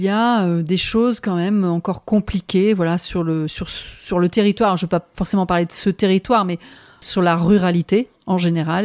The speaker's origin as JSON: {"language": "French", "area": "Picardy", "region": "Hauts-de-France", "country": "France", "moved": "as an adult", "said": "je viens de Picardie"}